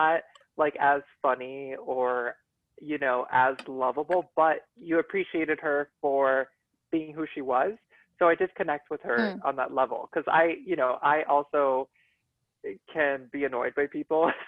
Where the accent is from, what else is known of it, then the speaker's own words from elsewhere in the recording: Miami, Florida, United States; moved away as an adult; now in Washington, D.C. area, United States; I was born and raised in Miami, and I just moved to the DC area 2 years ago